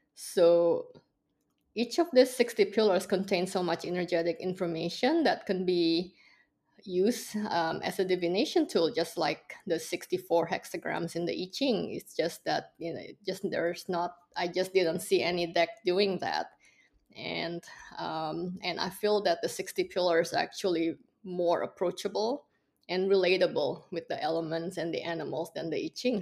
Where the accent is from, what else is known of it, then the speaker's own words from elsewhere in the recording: Indonesia; also born or lived in Singapore / Hong Kong; now in Los Angeles, United States; Indonesia, uh, which is my home country